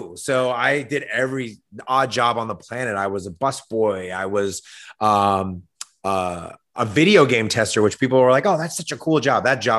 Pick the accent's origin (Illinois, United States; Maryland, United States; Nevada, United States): Nevada, United States; Las Vegas; Las Vegas, Nevada. Yeah, Las Vegas, Nevada. I was going to school at UNLV.